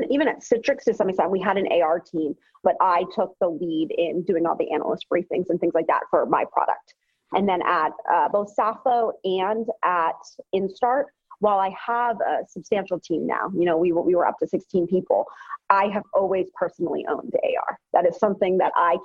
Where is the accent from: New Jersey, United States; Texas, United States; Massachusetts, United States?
Massachusetts, United States; Boston; I'm from Boston